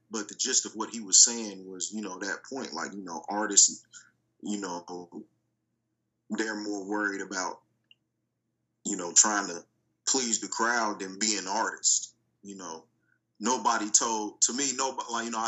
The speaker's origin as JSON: {"language": "English", "town": "Dayton", "region": "Ohio", "country": "United States", "said": "we're from Dayton, Ohio"}